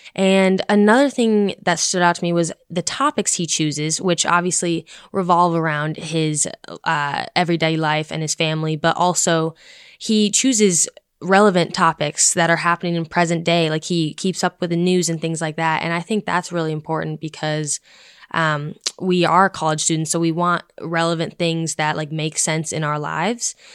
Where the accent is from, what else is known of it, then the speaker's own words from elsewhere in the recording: Boulder, Colorado, United States; moved away as an adult; coming from someone who's from out west, I'm from Boulder, Colorado